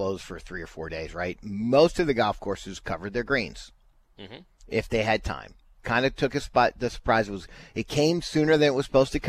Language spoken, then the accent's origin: English; Baltimore, Maryland, United States; moved away; So I grew up in Baltimore, Maryland, and my relatives lived up to New Jersey.